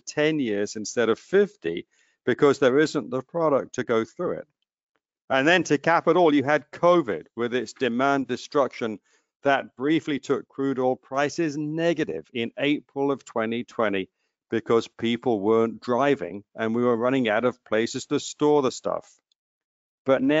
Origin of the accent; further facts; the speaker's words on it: New Jersey, United States; my home state of New Jersey